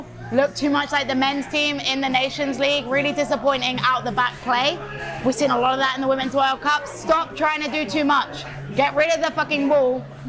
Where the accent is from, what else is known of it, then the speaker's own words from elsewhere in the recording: England, United Kingdom; I am English.